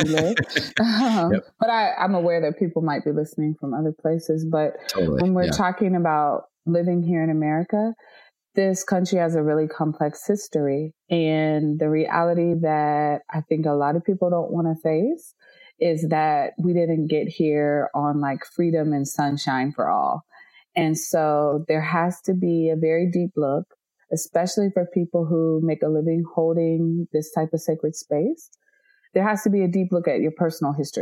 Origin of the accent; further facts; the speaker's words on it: North Carolina, United States; I'm from North Carolina